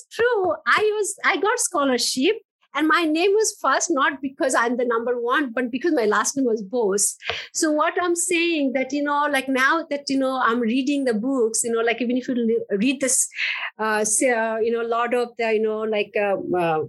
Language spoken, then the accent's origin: English; Bangladesh; moved away; I grew up in Bangladesh.